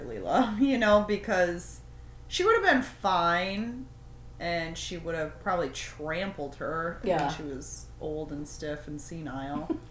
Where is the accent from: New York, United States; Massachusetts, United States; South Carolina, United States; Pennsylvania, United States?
New York, United States; We're from fucking New York